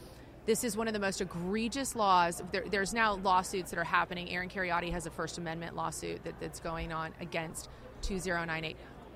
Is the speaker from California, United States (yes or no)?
yes; California, United States; I say that as a Californian.